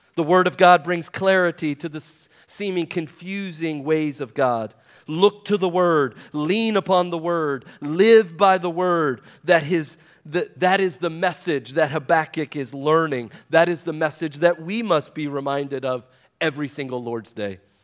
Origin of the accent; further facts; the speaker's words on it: West Virginia, United States; I'm from West Virginia